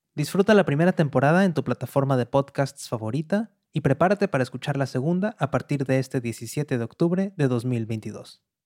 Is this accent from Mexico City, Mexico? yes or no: no; Monterrey, Nuevo León, Mexico; born or raised there; moved away as an adult; now in New York, United States